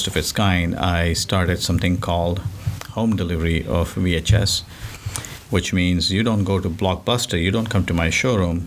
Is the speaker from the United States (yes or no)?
no; Mumbai, Maharashtra, India; moved away; Originally, I'm from India, Bombay. It, now it's called Mumbai. So I grew up over there